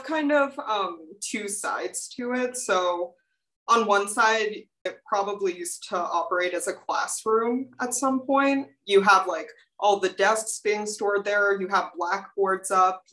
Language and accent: English; Houston, Texas, United States; moved away as an adult; now in Walla Walla, United States; I'm coming from Houston, Texas, and I live in North Hall